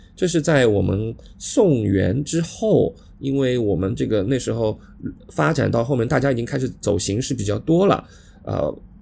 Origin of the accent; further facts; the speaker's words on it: Shanghai, China; accent: Shanghai; 我是南方人，呃，上海人，那我们这种不标准的普通话